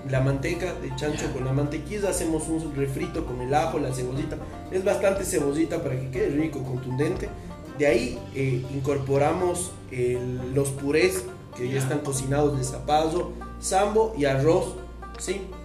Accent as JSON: {"language": "Spanish", "country": "Ecuador", "said": "nosotros como ecuatorianos que vivimos de un pueblo indígena"}